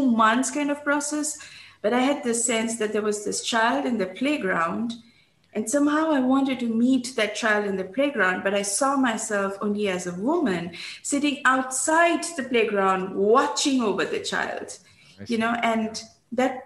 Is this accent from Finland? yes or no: no; India; moved away; And in growing up in India, I had learned about 5 languages